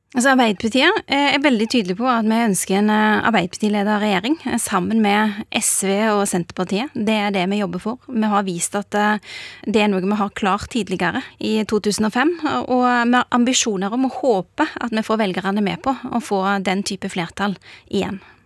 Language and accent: Norwegian; Bjørheimsbygd, Rogaland, Norway; now in Oslo, Norway; For meg eh, har det alltid vært viktig at jeg kommer fra Bjørheimsbygd